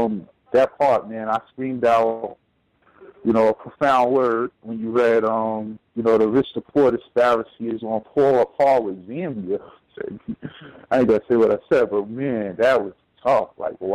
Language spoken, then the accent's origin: English; Jersey City, New Jersey, United States; where I grew up at in Jersey City